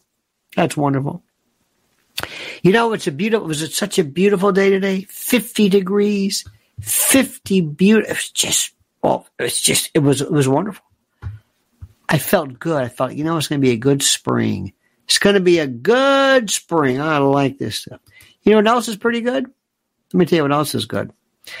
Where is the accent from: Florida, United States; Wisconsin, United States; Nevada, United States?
Florida, United States; Ybor City; born there; I was born in Ybor City, second generation.